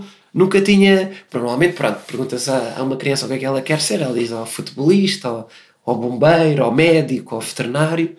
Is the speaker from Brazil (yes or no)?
no; Portugal; accent: European Portuguese